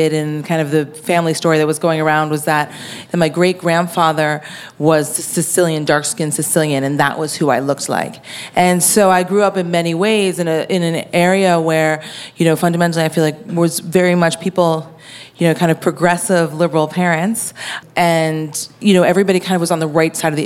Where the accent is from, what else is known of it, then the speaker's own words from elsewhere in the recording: Woodstock, New York, United States; I grew up in Woodstock, New York